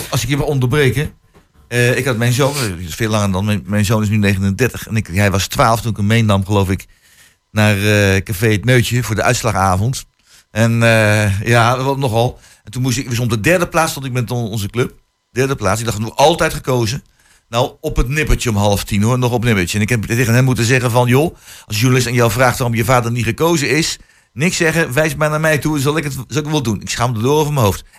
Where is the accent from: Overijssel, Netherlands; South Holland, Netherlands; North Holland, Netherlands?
Overijssel, Netherlands; Vriezenveen; Ik kom van Vriezenveen